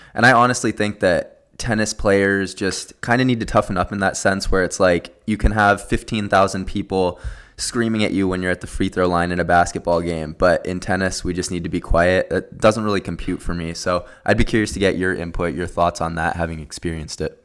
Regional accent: Southern California, United States; we're both from SoCal.

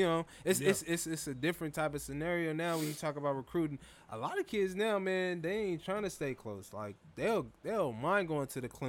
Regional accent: West Coast, United States; I'm from the West Coast.

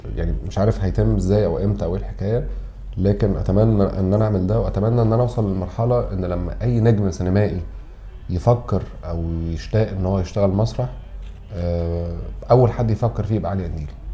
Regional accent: Egypt; عندنا في مصر

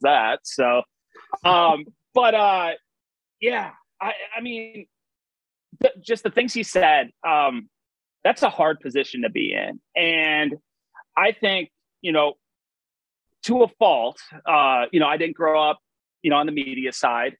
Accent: Madison, Wisconsin, United States; I grew up at a uh, Nakoma Country Club

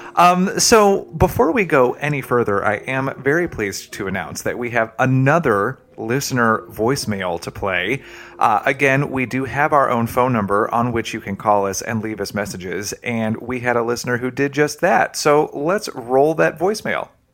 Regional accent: Tennessee, United States; I'm from Tennessee

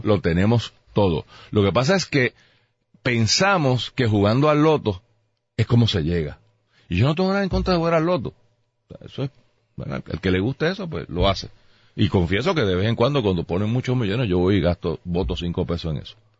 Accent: Puerto Rico; Yo soy boricua

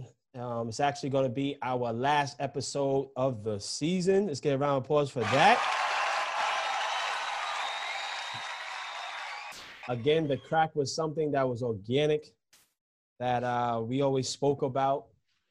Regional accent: New York City, New York, United States; I'm from New York City

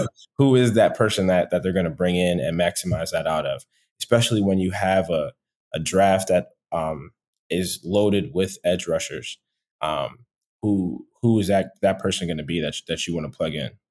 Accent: Philadelphia, Pennsylvania, United States; moved away as an adult; also born or lived in Boston; now in Atlanta, United States; I'm from Philadelphia originally

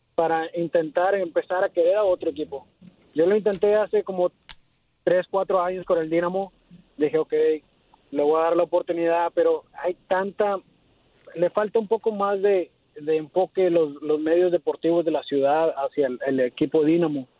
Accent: Mexico; now in Houston, United States; yo que soy mexicano

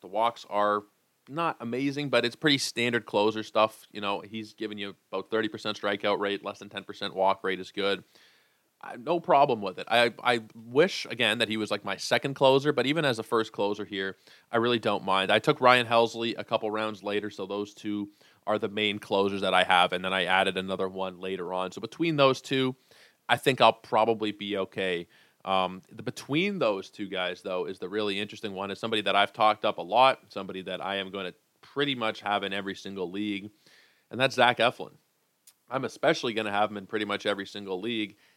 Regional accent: Canada; being a Canadian guy.

